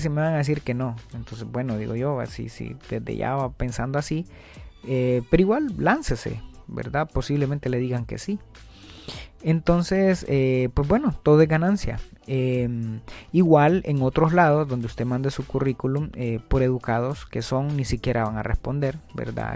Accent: Honduras

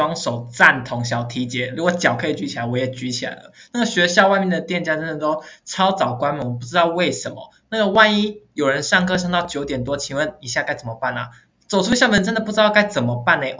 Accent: Kaohsiung, Taiwan; moved away as an adult; now in Changhua, Taiwan; ，所以我是高雄人。

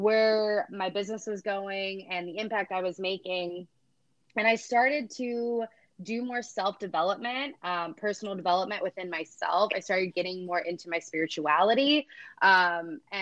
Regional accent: Cleveland, Ohio, United States; I am originally from Cleveland, Ohio. I grew up in a smaller town

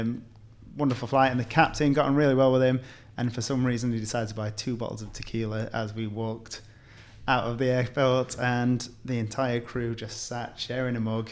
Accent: England, United Kingdom; I'm English.

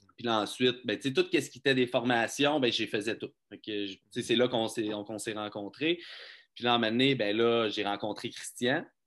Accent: Magog, Quebec, Canada; now in Quebec City, Canada; je suis natif de Magog. J'ai travaillé à Magog euh, jusqu'à 22 ans environ

